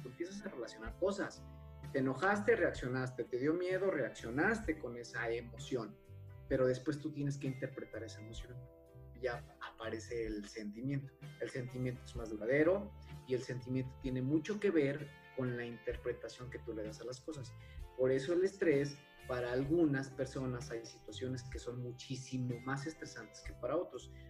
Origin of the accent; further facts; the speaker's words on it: Jalisco, Mexico; soy del estado de Jalisco